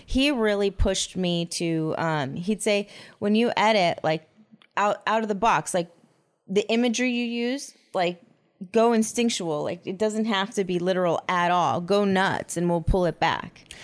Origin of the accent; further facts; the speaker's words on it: Huntington Beach, California, United States; I grew up in Huntington Beach